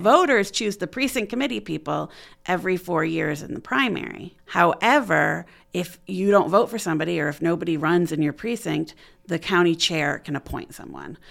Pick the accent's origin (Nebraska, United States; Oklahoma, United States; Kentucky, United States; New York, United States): New York, United States; Auburn; moved away as an adult; also born or lived in Philadelphia, Pennsylvania; now in Muncie, United States; I'm from Auburn, New York, in the Finger Lakes area.